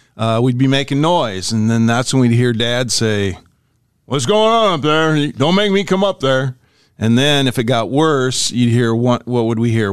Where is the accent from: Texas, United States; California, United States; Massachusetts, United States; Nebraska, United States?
Nebraska, United States; Ashland; we were kids and we were growing up on Euclid Street, 1518 Euclid in Ashland, Nebraska.